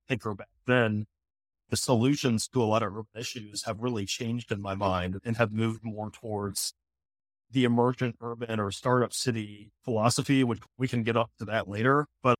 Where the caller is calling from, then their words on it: Cape Town, Western Cape, South Africa; And so I'm currently calling from Cape Town, quite literally day one of my Africa, of the Africa leg of this trip.